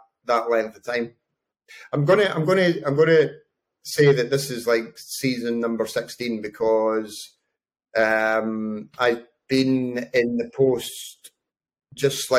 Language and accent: English; Bathgate, Scotland, United Kingdom; I'm Scottish. originally from Bathgate